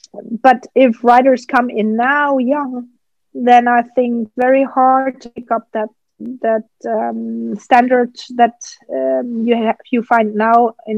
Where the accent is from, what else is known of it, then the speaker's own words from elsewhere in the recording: Germany; English is a second language; And that was growing up in Germany.